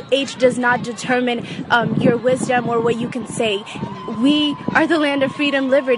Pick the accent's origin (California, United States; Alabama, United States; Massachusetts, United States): California, United States; Bell; I'm also from Bell.